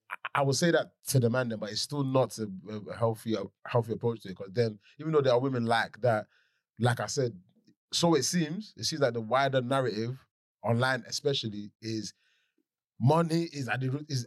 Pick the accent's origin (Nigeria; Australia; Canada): Nigeria; as a Nigerian